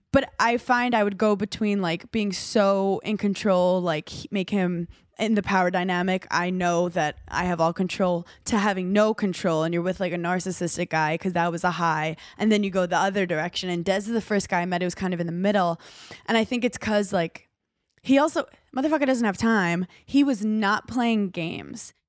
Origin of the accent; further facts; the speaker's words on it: New York City, New York, United States; moved away; I'm a girl from Brooklyn